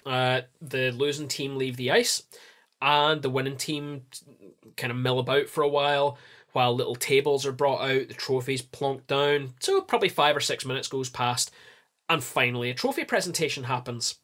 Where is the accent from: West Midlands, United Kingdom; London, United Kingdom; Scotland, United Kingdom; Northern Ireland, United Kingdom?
Scotland, United Kingdom; I'm Scottish